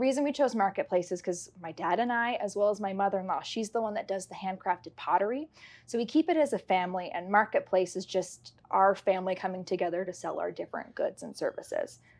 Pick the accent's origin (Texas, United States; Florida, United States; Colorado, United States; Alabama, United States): Colorado, United States; Castle Rock; I am born and raised in Castle Rock, so this has always been home